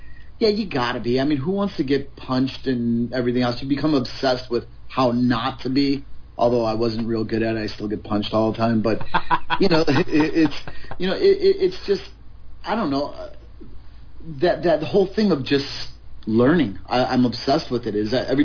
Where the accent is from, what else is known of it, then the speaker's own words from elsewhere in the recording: Chicago, Illinois, United States; moved away as an adult; now in California, United States; Chicago. Right in Chicago, in the heart of it